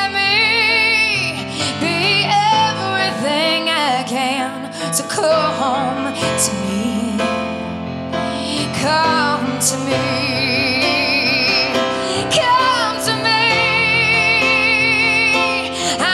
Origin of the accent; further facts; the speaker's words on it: Castile, New York, United States; originally I'm from Castile, New York. It's a small town outside of Buffalo